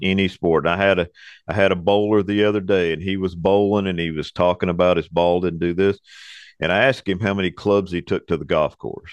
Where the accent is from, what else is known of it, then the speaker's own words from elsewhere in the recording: Arlington, Texas, United States; moved away as an adult; also born or lived in Fort Worth, Texas; now in Hot Springs, United States; I was born in Fort Worth. I was raised in Arlington.